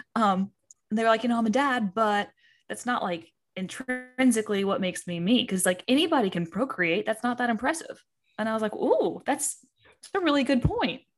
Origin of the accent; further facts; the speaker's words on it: Eastern Kentucky, United States; I'm from Kentucky. I'm from Eastern Kentucky